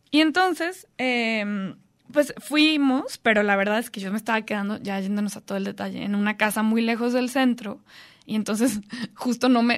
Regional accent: Guadalajara, Jalisco, Mexico; yo crecí en Guadalajara

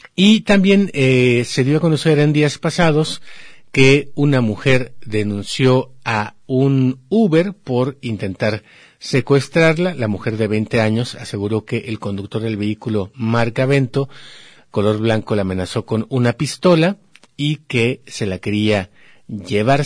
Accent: Mexico; somos los mexicanos

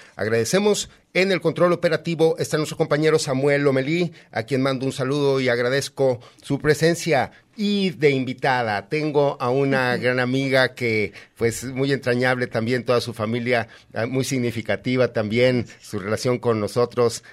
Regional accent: Aguascalientes, Mexico; moved away; Yo que vengo de Aguascalientes

